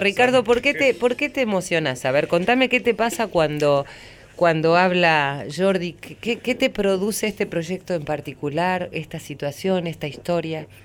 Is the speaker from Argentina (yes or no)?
yes; Argentina; yo solamente hablo eh, como argentina